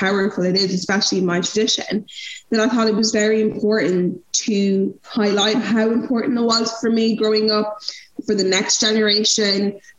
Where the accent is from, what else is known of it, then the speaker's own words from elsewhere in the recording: Nigeria; now in Europe; But I think as a Nigerian woman, names are so important